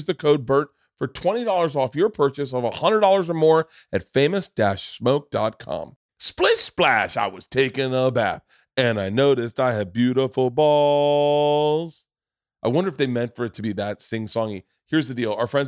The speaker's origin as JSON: {"language": "English", "region": "Florida", "country": "United States", "tie": "born or raised there"}